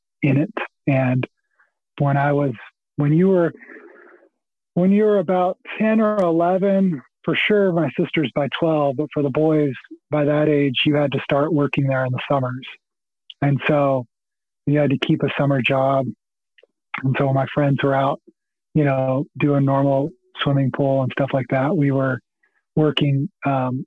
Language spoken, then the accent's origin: English; Hereford, Texas, United States; I grew up in in the panhandle of Texas